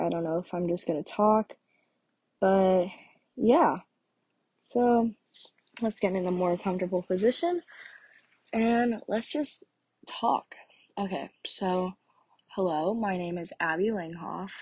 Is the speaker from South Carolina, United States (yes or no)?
no; Orlando, Florida, United States; also born or lived in North Carolina; I was born in North Carolina, and I moved down here before I turned two. So, I have lived in Florida basically my whole life